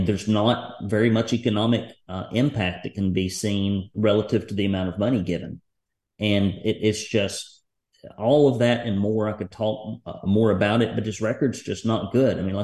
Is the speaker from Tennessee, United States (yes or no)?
yes; Tennessee, United States; in my hometown, 5 minutes from my house and business